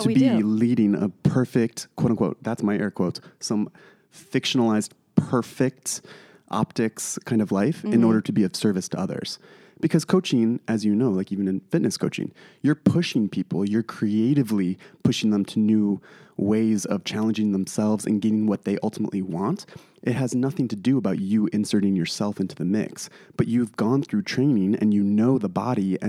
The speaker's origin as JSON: {"language": "English", "town": "Traverse City", "region": "Michigan", "country": "United States", "said": "I'm from Traverse City"}